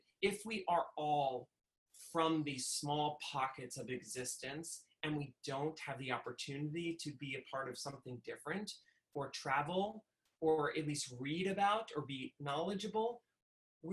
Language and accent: English; Westchester, New York, United States; where I grew up in Westchester